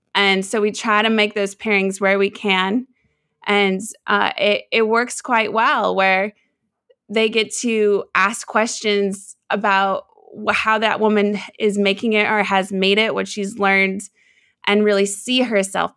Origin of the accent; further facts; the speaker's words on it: Seattle, Washington, United States; I grew up in Seattle, Washington